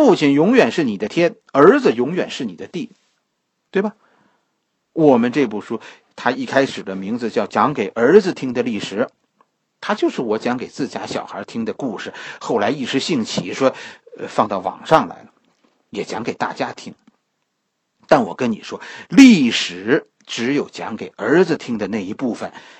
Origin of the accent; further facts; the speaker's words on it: China; 我们做事可以不受约束，这是我们中国人，在很多外民族眼中的样子。